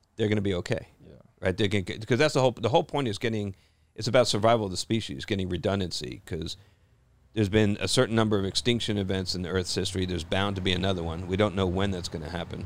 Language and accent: English; New Jersey, United States; I grew up in Jersey